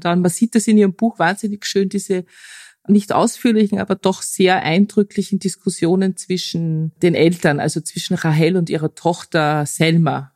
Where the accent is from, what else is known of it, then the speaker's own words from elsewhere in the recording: Austria; als Österreicherin